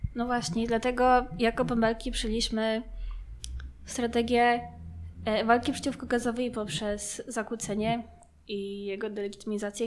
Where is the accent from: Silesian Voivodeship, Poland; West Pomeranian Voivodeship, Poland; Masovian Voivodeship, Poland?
Masovian Voivodeship, Poland; Łomianki; jestem z Omianek